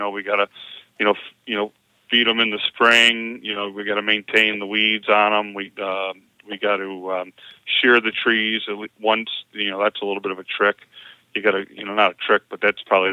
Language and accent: English; Northwest Indiana, United States; I grew up in Northwest Indiana.